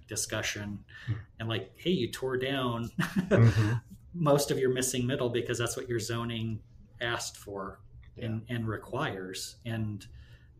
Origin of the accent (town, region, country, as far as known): Columbus, Nebraska, United States; born or raised there; moved away